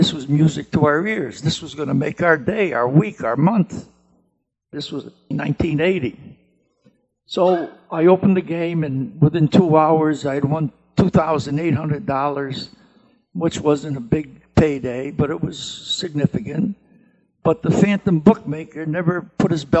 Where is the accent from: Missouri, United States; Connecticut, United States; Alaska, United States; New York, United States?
Connecticut, United States; Manchester; I'm from Manchester, Connecticut